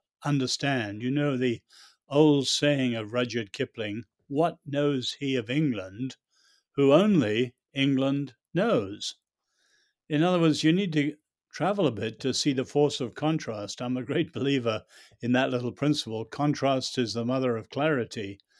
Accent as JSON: {"language": "English", "country": "China", "tie": "born there", "said": "My parents were born in China, and I was born in China. I and my two brothers were born in World War II."}